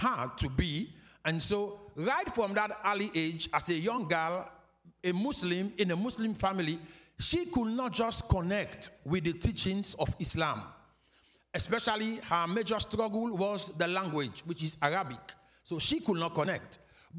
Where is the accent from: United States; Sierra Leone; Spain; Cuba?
Sierra Leone; Freetown, Western Area; we are from Freetown, Sierra Leone. So Sierra Leone is the country, and Freetown is the capital